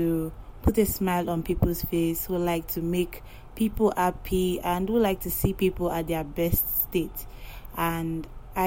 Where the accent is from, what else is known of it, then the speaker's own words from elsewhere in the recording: Yoruba tribe of Nigeria, Yorubaland, Nigeria; I am from the Yoruba tribe of Nigeria